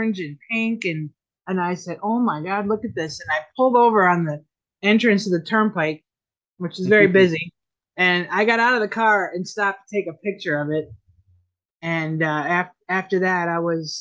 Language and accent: English; Fond du Lac, Wisconsin, United States; moved away as an adult; now in South Florida, United States; I'm originally born and raised in Wisconsin, little town of Fond du Lac.